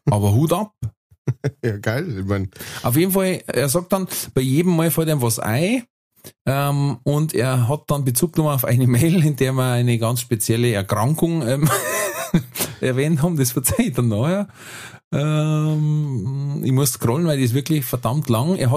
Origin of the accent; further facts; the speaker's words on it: Bavaria, Germany; ich komme aus der Nähe von Nürnberg.